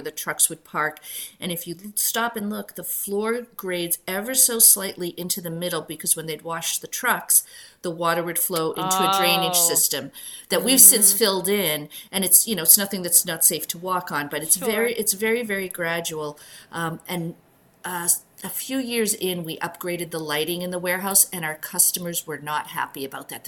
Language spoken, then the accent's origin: English; Boston, Massachusetts, United States; also born or lived in rural Connecticut; now in Northampton, United States; I'm from the Boston area originally.